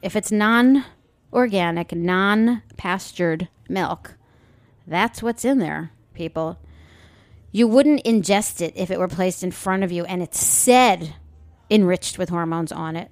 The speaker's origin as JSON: {"language": "English", "area": "Long Island", "region": "New York", "country": "United States", "tie": "born or raised there", "said": "I grew up on Long Island back in the seventies."}